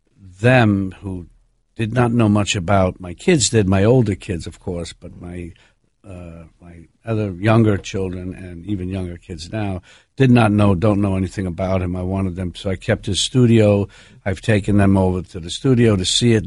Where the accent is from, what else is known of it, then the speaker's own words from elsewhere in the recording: New York City, New York, United States; I'm from where I'm from, I'm from New York